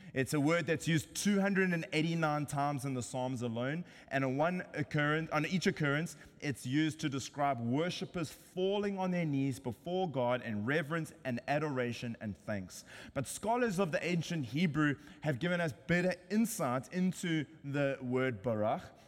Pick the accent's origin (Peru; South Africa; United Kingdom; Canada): South Africa; now in San Diego, United States; I'm South African